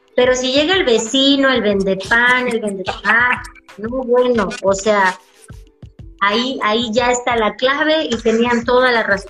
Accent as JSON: {"language": "Spanish", "region": "Tabasco", "country": "Mexico", "said": "Nosotros como mexicanos, y más en el estado de Tabasco"}